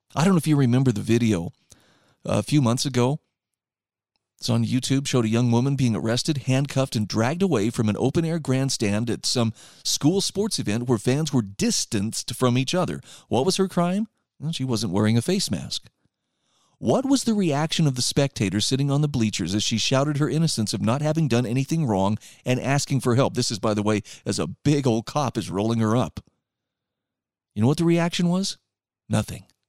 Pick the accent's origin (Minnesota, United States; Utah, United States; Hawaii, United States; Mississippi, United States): Utah, United States; my home state of Utah